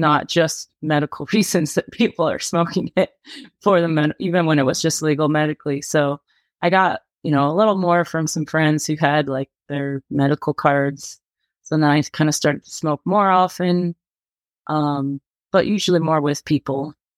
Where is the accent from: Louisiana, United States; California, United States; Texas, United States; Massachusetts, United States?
California, United States; I was in my hometown in California